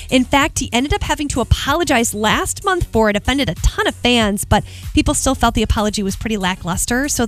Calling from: Grand Rapids, Michigan, United States; Grand Rapids.

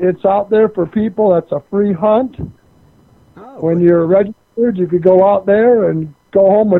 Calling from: Colorado, United States; Nugget Brain in Colorado, of course.

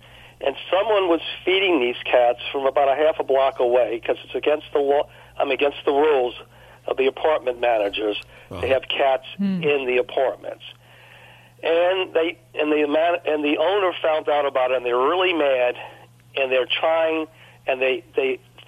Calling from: New Orleans, Louisiana, United States; I'm calling from a suburb of New Orleans. I'm right outside New Orleans, and a place that I just moved to about 7 or 8 months ago. I sold my home in New Orleans, and I moved into an apartment complex where my sister lived

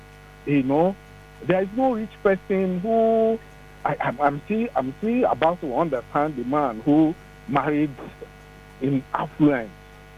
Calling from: Ibadan, Oyo, Nigeria; I'm calling you from Ibadan.

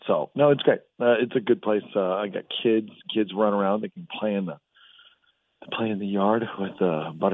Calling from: Santa Clarita, California, United States; Santa Clarita, California.

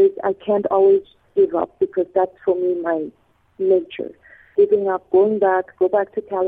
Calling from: Honduras; also born or lived in Medina Beach; I am calling from Honduras.

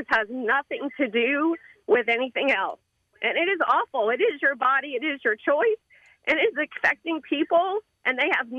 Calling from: Panama City Beach, Florida, United States; I'm calling from Panama City Beach.

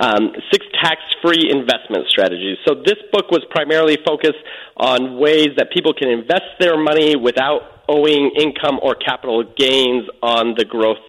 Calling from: Los Angeles, California, United States; Yes, I'm calling from Hollywood, California.

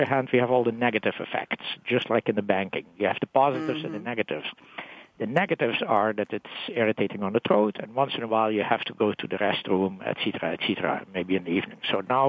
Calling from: New York, United States; also from New York.

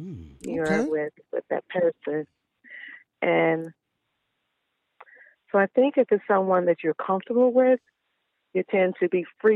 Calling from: Manor, Texas, United States; calling from Manor, Texas.

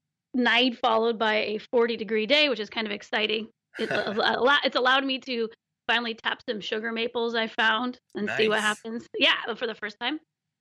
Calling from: Olympic Peninsula, Washington, United States; I'm calling from the Olympic Peninsula on the west coast of Washington, in Washington, the west coast of the United States

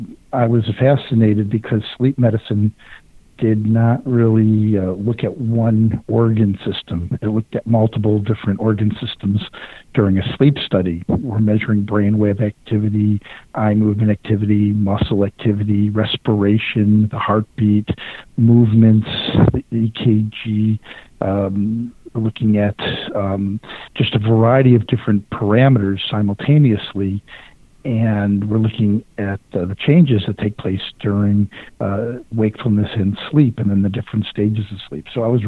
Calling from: Houston, Texas, United States; Houston, Texas.

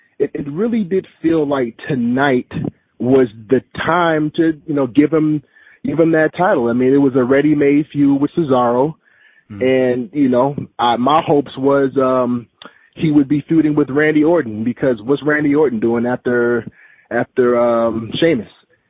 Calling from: Columbus, Georgia, United States; How's it going, gentlemen? … from Columbus.

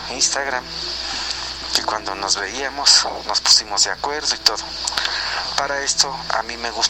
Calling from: Real del Monte, Hidalgo, Mexico; de Real del Monte. Yo sé que me salgo un poquito del tema del día de hoy y vengo retrasado

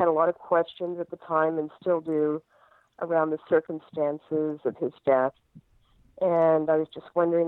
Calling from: Texas, United States; also born or lived in New Mexico

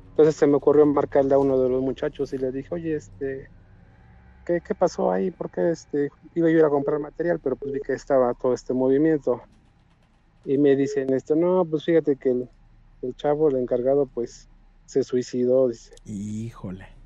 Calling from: Hidalgo, Mexico; De acá, del estado de Hidalgo.

